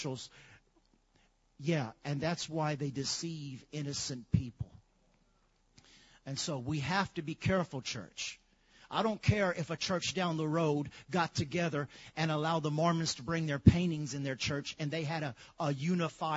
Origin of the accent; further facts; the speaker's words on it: Lafayette, United States; growing up in Lafayette